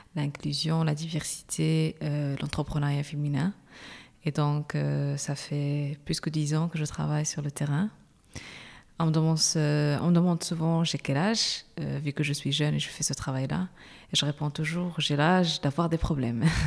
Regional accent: Agadir, Souss-Massa, Morocco; moved away as an adult; also born or lived in Rabat, Morocco / France; now in Brussels, Belgium; je suis marocaine, je suis née à Agadir

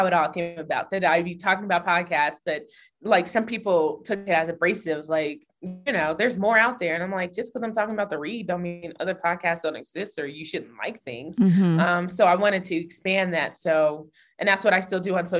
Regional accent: Denver, Colorado, United States; Growing up in Denver, the city, like where I live, in the main part of the city, was actually where Black people live

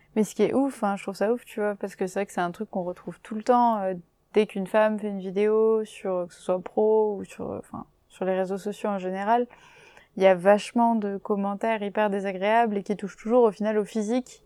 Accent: Castres, Occitania, France; now in Paris, France; j'habite à Paris en ce moment, et pareil, je viens de Castres, donc une toute petite ville dans le sud-ouest

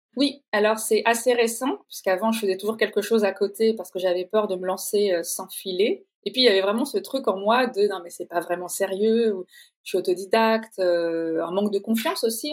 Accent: Normandy, France; moved away; also born or lived in Paris / Italy; je suis normande d'origine

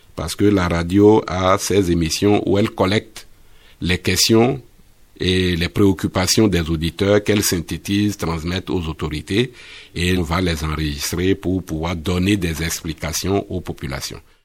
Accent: Bembéréké, Borgou, Benin; moved away; chez moi à Bembereke, au village.

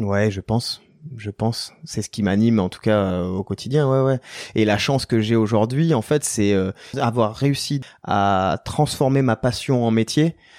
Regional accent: Tarbes, Occitania, France; also born or lived in Basque Coast; suis né à Tarbes, ouais, qui est au, pied des Pyrénées, euh, devant euh, devant la chaîne des Pyrénées, au pied du pic du Midi, et on vivait au gré des saisons, c'est-à-dire l'hiver en montagne et l'été sur la côte basque

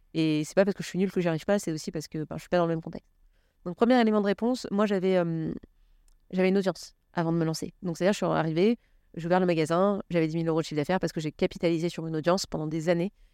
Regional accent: Paris, Île-de-France, France; J'ai grandi à Paris

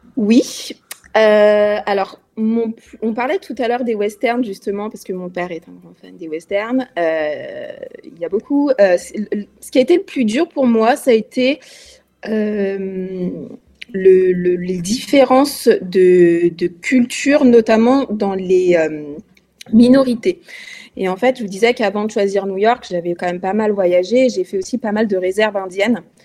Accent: France; also born or lived in Lyon; en tant que Française

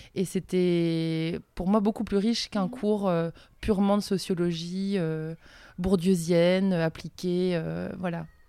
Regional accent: Le Conquet, Brittany, France; J'ai grandi en face des îles Ouessant et Molène

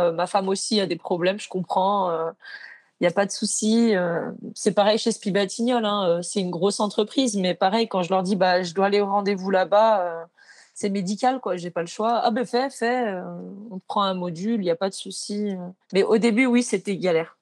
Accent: Maurienne, Auvergne-Rhône-Alpes, France; moved away; j'étais de Maurienne à la base, euh, quand j'avais 16 ans, j'ai cherché un apprentissage

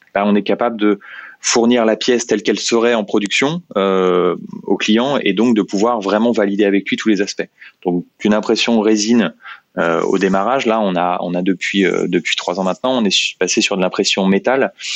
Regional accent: Meaux, Île-de-France, France; je suis originaire de Meaux, en Seine-et-Marne

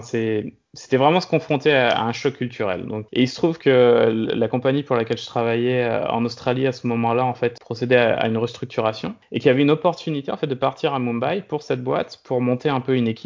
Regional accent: Brest, Brittany, France; now in Culemborg, Netherlands; j'ai passé la plupart de mon enfance en, Bretagne, à Brest. C'est un peu ce que je considère comme euh, la maison. En ce moment, donc, euh, je vis aux Pays-Bas, dans une petite ville qui s'appelle Culembor qui est au sud d'Utrecht

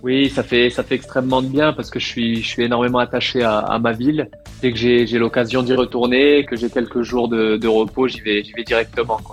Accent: France; also born or lived in Tunisia; mon père est français, je suis né en France

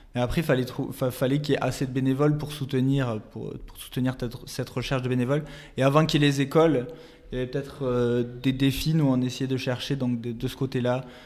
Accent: France; moved away; on est, euh, on est français, donc on a notre famille en France

